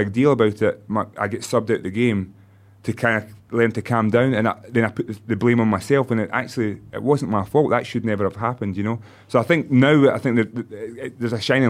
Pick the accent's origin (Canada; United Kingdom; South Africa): United Kingdom; Stirling, Scotland; moved away as an adult; also born or lived in United States / Spain; growing up in Scotland